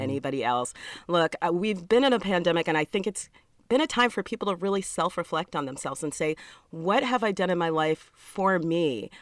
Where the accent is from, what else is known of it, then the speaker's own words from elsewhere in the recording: New York City, New York, United States; moved away as an adult; also born or lived in Georgia; I'm from New York City